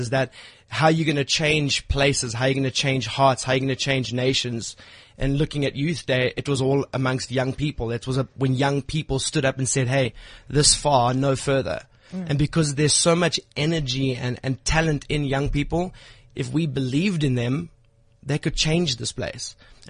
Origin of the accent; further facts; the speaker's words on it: East London, Eastern Cape, South Africa; moved away as an adult; now in Johannesburg, South Africa; I'm not actually from Johannesburg. I'm actually from a little rural town called East London.